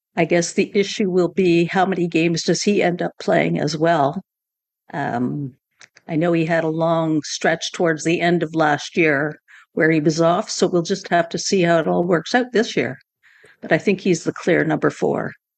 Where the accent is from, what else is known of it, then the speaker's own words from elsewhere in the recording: Montreal, Quebec, Canada; now in Toronto, Canada; I grew up in Montreal